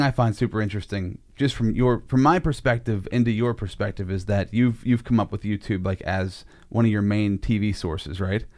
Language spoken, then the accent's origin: English; United States; you're growing up in Sinking Valley. That's where I grew up, too